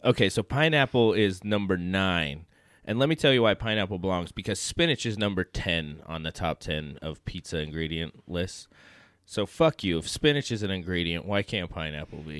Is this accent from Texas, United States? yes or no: no; Gardnerville, Nevada, United States; I grew up in Gardnerville